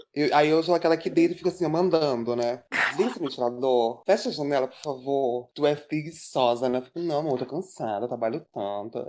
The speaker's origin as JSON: {"language": "Portuguese", "region": "São Paulo", "country": "Brazil", "moved": "yes", "lives_now": "Rio de Janeiro, Brazil", "said": "Eu sou paulista"}